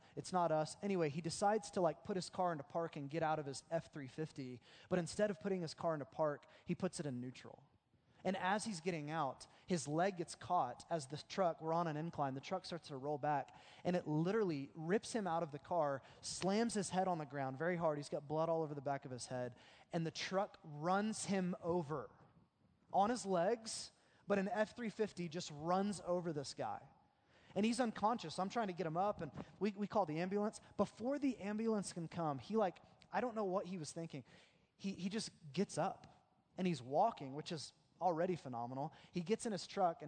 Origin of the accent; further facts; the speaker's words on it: Oklahoma, United States; the way that we grew up in Oklahoma